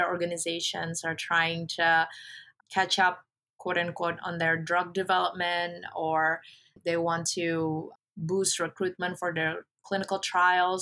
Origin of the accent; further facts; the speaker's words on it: Indonesia; moved away; I'm originally from Indonesia, a country in Southeast Asia